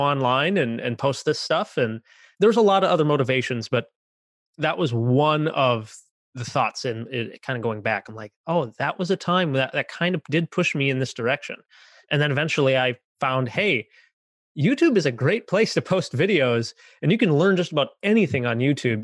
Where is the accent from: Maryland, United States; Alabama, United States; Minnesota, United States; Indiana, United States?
Minnesota, United States; also born or lived in San Antonio, Texas; I grew up here in Minnesota, where I was born and raised here